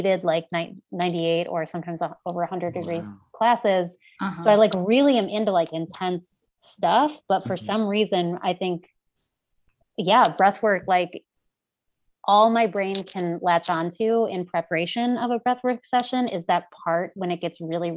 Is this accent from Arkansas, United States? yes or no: no; Ohio, United States; moved away as an adult; my life growing up in Ohio